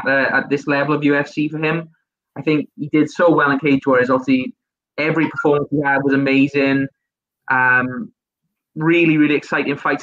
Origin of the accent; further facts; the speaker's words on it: Wales, United Kingdom; I'm definitely Welsh